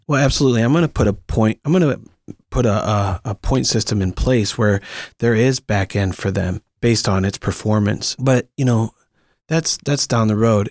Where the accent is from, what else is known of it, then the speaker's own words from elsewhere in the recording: Akron, Ohio, United States; moved away as an adult; also born or lived in Green, Ohio; now in Los Angeles, United States; Akron is my hometown, but, but I moved to Green a little bit later when I was about twelve or thirteen